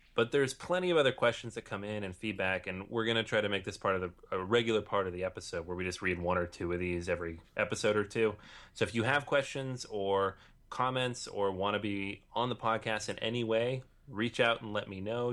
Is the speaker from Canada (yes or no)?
no; Venezuela; moved away as an adult; now in Barcelona, Spain; I'm originally from Venezuela, but currently living in Barcelona.